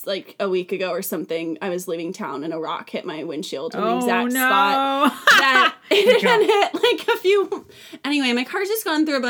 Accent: Vacaville, California, United States; now in Nashville, United States; I grew up in a small, like modest, like there's like 100,000 people in Vacaville

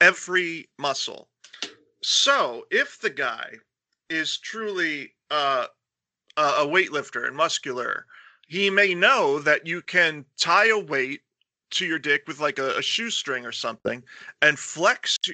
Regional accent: United States; as an American man, as a white man

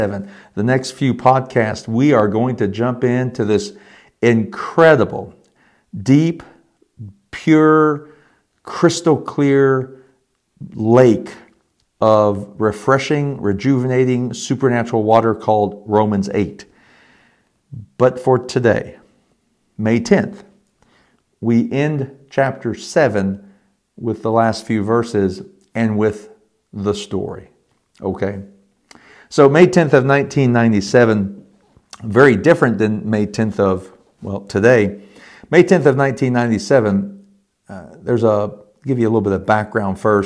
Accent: Elizabethtown, Kentucky, United States; moved away; also born or lived in Richmond, Indiana; I had been baptized as a 12-year-old, maybe 13-year-old confirmand in a United Methodist Church in E-Town, Kentucky

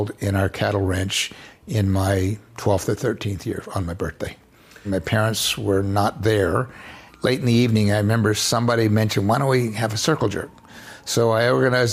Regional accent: Florida Panhandle, United States; born or raised there

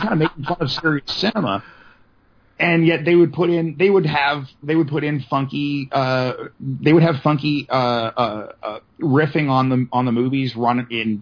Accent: San Diego, California, United States; also born or lived in Los Angeles; growing up in San Diego

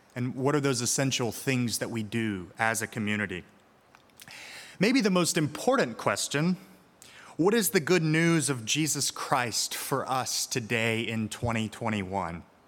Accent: Birmingham, Alabama, United States; moved away; my hometown of Birmingham, Alabama

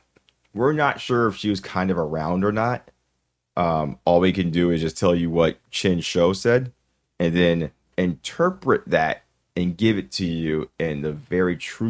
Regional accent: Mississippi, United States; We're from Mississippi.

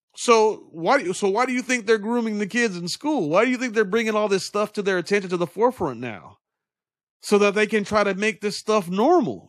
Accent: United States; we as American citizens

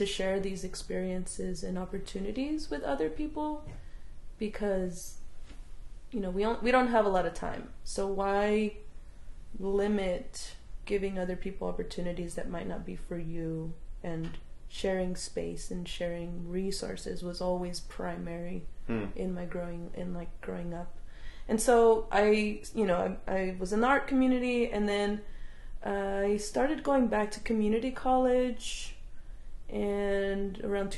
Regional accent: Southern California, United States; moved away; I grew up in Southern California

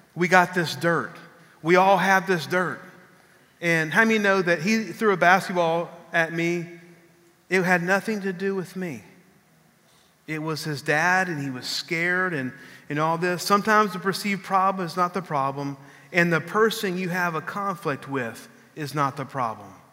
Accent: San Marcos, Texas, United States; when I was growing up in San Marcos, Texas, I lived

